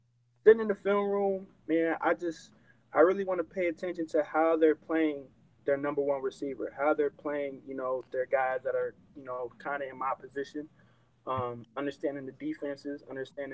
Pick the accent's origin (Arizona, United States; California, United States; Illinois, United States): California, United States; I'm from California